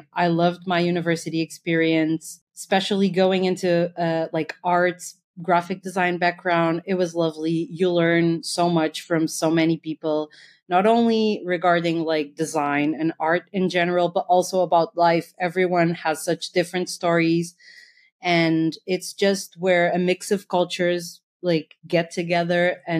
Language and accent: English; Portugal